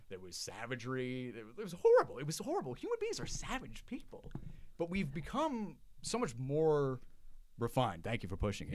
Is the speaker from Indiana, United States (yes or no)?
no; Long Island, New York, United States; I was raised in Long Island in a very conservative town